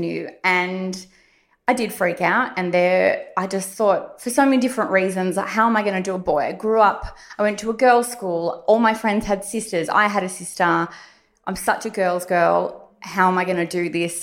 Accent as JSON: {"language": "English", "town": "Warrandyte", "region": "Victoria", "country": "Australia", "tie": "born or raised there", "said": "I grew up in Warrandyte, so I guess you could call me a country girl"}